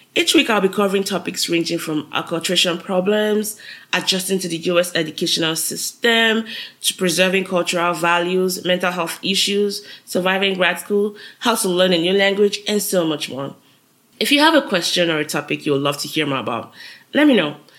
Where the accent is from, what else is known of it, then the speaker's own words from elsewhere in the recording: Nigeria; moved away as an adult; now in United States; I'm a Nigerian living in the US. I moved to the US since 2011 for grad school